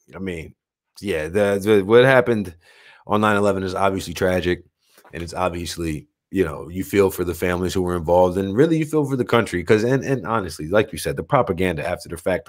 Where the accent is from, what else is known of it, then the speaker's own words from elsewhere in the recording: United States; me being an American matters more than me being an American here